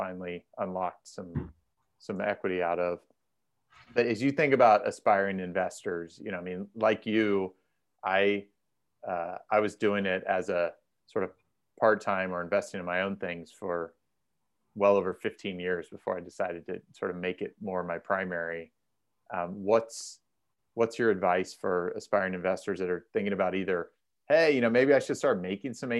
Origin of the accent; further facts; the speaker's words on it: Indiana, United States; now in Southern California, United States; I'm originally from Indiana